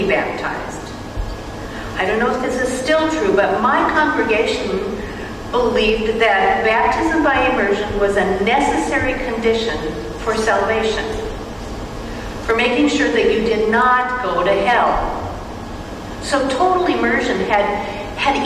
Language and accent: English; Minnesota, United States; moved away as an adult; also born or lived in Green Bay, Wisconsin / Madison, Wisconsin; I grew up in Minnesota.